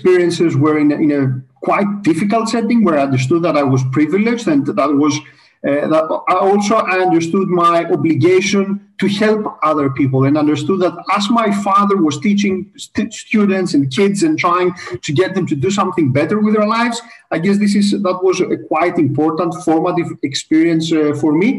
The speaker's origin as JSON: {"language": "English", "country": "Greece", "tie": "born or raised there", "said": "I'm Greek, so I grew up in Greece"}